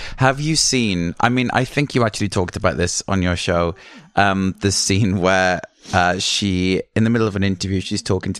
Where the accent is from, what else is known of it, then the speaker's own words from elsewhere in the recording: Wales, United Kingdom; moved away; I am from Wales, yes.